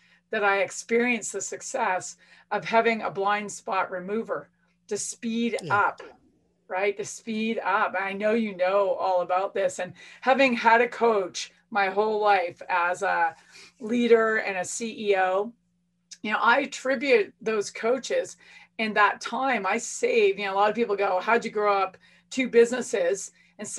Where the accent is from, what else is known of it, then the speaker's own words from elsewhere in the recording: Canada; being Canadian